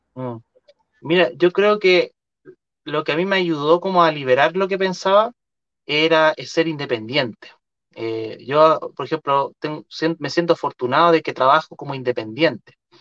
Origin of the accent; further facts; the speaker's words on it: Chile; los chilenos